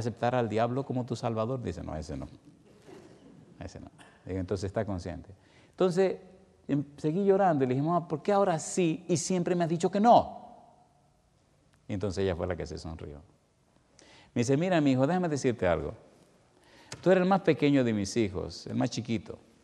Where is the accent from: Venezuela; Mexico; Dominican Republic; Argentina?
Dominican Republic; siendo como soy, dominicano de sangre caliente